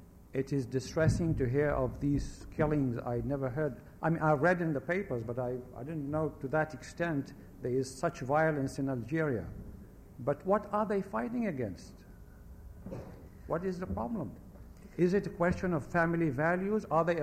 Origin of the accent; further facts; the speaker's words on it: Baghdad, Baghdad Governorate, Iraq; born there; also born or lived in different countries; I was born in Baghdad, Iraq, of Jewish descent. I lived in different countries, just to give you an idea of myself.